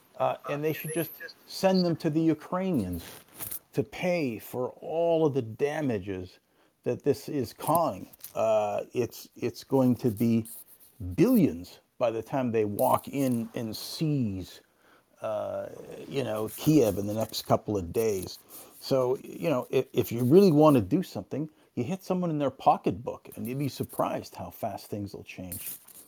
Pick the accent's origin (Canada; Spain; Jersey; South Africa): Canada; one of the things that I'm Canadian